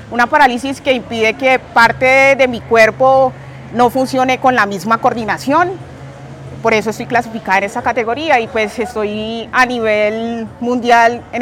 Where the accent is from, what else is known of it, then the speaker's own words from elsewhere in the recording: Puerto Tejada, Cauca, Colombia; now in Jamundí, Colombia; Soy de Puerto Tejada, Cauca y actualmente resido en el municipio de Jamundí.